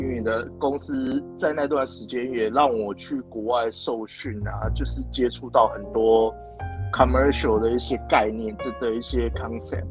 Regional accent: Kaohsiung, Taiwan; now in Taichung, Taiwan; 我是台中人，但是其实我， 对。我自己本身是， 呃，高雄人，然后我其实在高雄出生

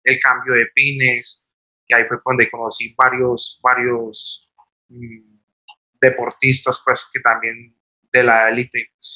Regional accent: Armenia, Quindío, Colombia; Nací aquí en Armenia en, en el 83.

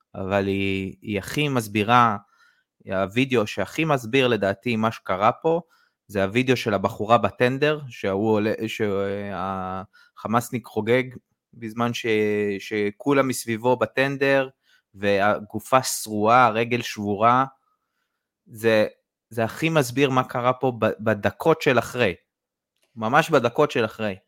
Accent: Israel; זה המקום ש, שנולדתי, שחייתי פה

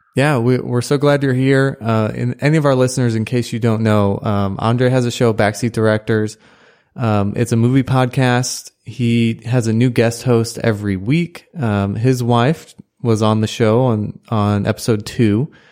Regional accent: St. Louis, Missouri, United States; moved away as an adult; now in College Station, United States; I'm from Saint Louis and went to college up there

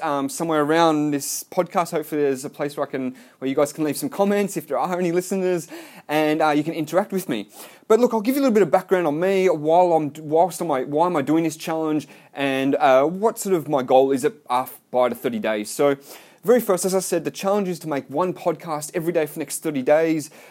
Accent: Melbourne, Victoria, Australia; now in Gold Coast, Australia; I live on the Gold Coast, Australia. I'm from Melbourne.

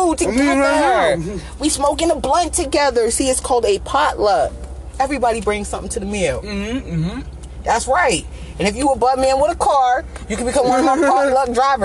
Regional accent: New England, United States; I'm from New England

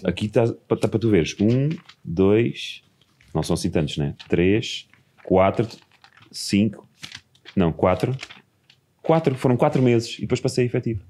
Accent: Margem Sul, Setúbal, Portugal; no quinto ano, passei para uma escola pública, na Margem Sul

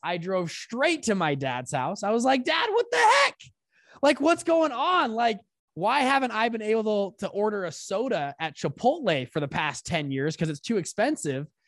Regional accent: South Salt Lake, Utah, United States; I grew up in Utah, South Salt Lake

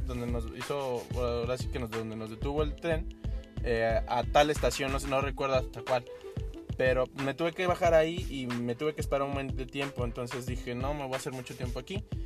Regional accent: Mexico; now in Canada

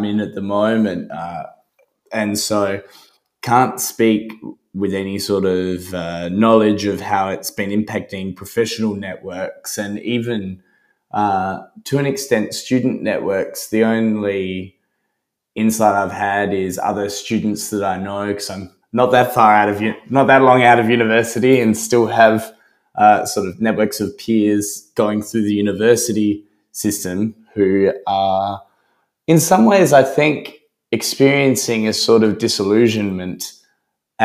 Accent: Australia; I, as an Australian

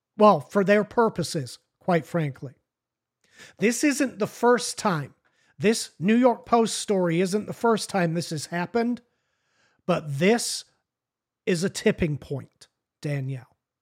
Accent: United Kingdom; now in United States; I consider myself an American, but I'm not an American. I'm a British citizen.

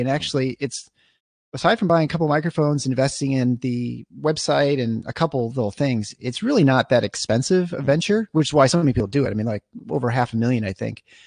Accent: East Lansing, Michigan, United States; I grew up in East Lansing, basically. I mean, just outside of East Lansing, uh, in Meridian Township

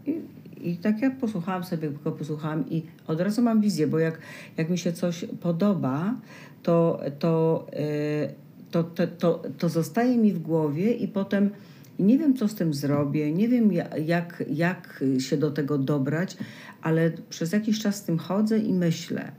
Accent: Poland; moved away as an adult; Ja z Polski

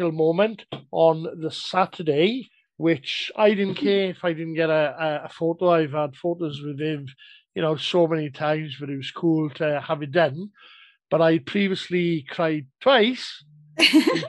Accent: South Wales, United Kingdom; I'm Welsh

